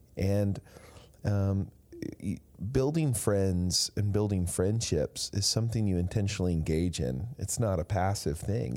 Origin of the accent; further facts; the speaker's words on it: West Texas, United States; growing up in Washington, D C, a far cry from growing up in West Texas